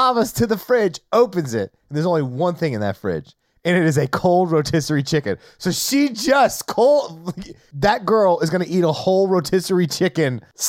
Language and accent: English; the South, United States; I grew up in the South.